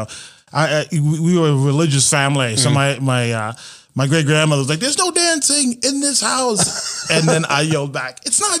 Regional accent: Jersey City, New Jersey, United States; moved away as an adult; also born or lived in New York City; now in Las Vegas, United States; Originally, I was born and raised in Jersey City, New Jersey.

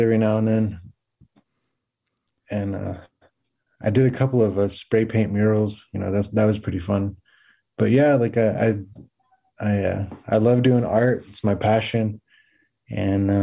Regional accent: Oklahoma, United States; I am from the Comanche Nation and the Second Fox Nation of Oklahoma.

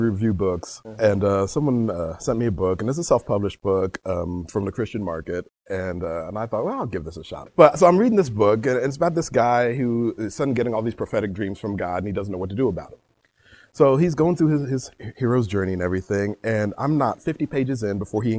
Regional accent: London, United Kingdom; born there; I was born in London.

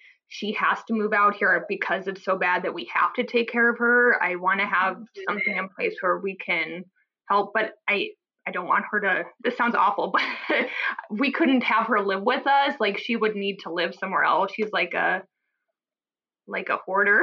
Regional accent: Omaha, Nebraska, United States; now in New Haven, United States; I'm from the Midwest. She's still in Omaha, Nebraska, where I'm from, and we're out in Connecticut.

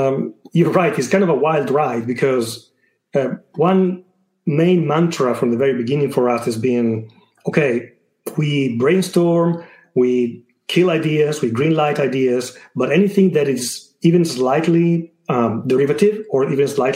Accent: Italy; accent: Italian; my Italian accent

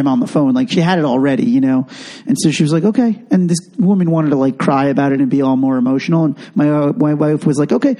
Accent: Long Island, New York, United States; I'm from Long Island

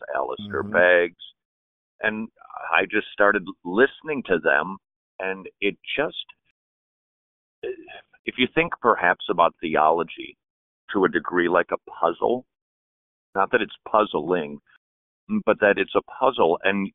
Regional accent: Minnesota, United States; now in Atlanta, United States; I come from Minnesota, and it's the land of 12,000 lakes and 8 black people

